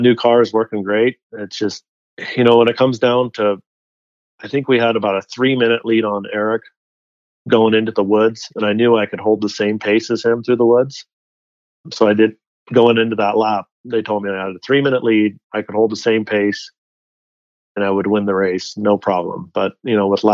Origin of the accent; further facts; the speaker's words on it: Delta Junction, Alaska, United States; also born or lived in Fairbanks, Alaska; now in Park City, United States; I was born in Fairbanks, Alaska, lived in a little town about 100 miles south of there called Delta Junction, Alaska